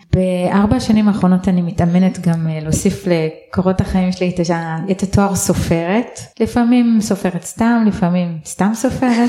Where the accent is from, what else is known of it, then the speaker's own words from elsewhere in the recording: Israel; אני גדלתי בקיבוץ, בלינה משותפת אה, כל חיי עד גיל 18